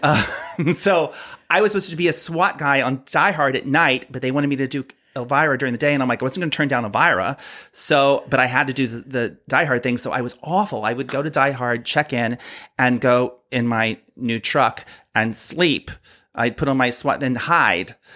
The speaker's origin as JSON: {"language": "English", "region": "Ohio", "country": "United States", "tie": "born or raised there", "moved": "yes", "lives_now": "Palm Springs, United States", "said": "I grew up in Ohio"}